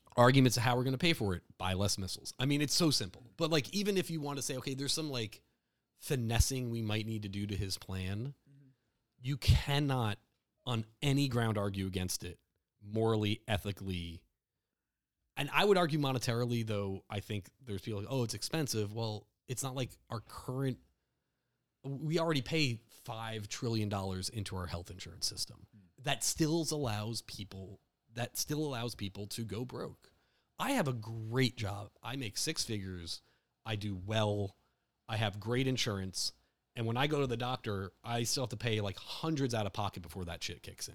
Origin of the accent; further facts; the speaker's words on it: New Jersey, United States; I'm from Jersey, so and like families from Newark